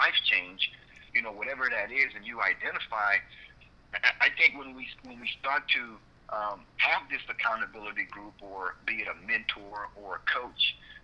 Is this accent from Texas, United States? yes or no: yes; Port Arthur, Texas, United States; growing up in Port Arthur, where I was surrounded by drug abuse, addictions, violence, economic ruins